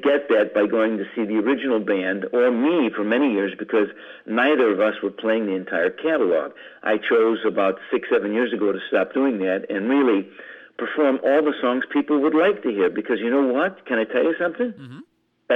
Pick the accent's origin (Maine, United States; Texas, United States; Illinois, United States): Illinois, United States; Chicago; I'm from Chicago